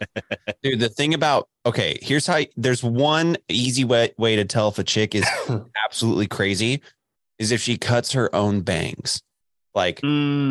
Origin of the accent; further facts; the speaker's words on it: Dallas, Texas, United States; moved away; also born or lived in Lubbock, Texas; I grew up in Dallas